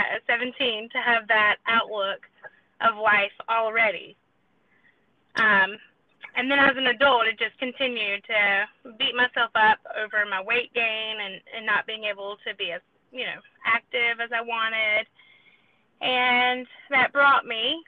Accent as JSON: {"language": "English", "region": "South Carolina", "country": "United States", "said": "I'm from South Carolina."}